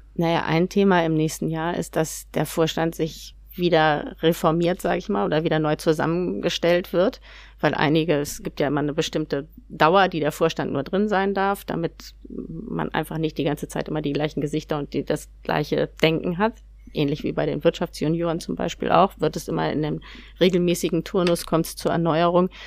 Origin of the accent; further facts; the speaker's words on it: Hamburg, Germany; Ich bin Hamburgerin